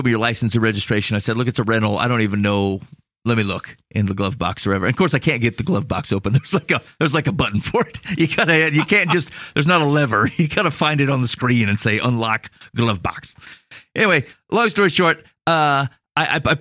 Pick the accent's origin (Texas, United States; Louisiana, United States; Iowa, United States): Iowa, United States; I'm from Iowa.